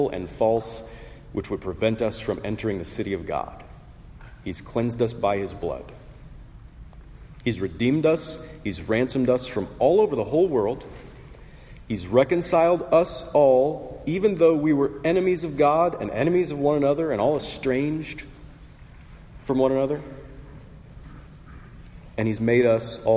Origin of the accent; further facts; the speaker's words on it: Portland, United States; I was born in Portland, which comes with certain bragging rights.